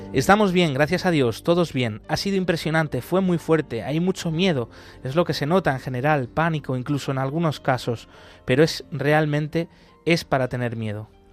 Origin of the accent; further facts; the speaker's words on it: Argentina; now in Aleppo, Syria; cuando era pequeño en mi país natal, en Argentina